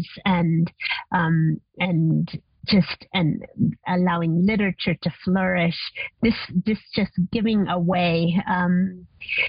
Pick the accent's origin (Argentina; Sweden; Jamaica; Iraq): Argentina; now in Costa Rica; growing up in Argentina